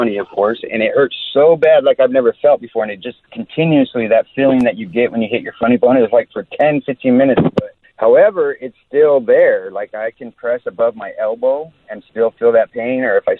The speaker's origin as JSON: {"language": "English", "town": "Yorba Linda", "region": "California", "country": "United States", "tie": "born or raised there", "also_born_or_lived": "Irvine", "said": "I grew up in Orange County right here in, Yorba Linda, I guess you can say, but now I live in Irvine, but Orange County born and bred."}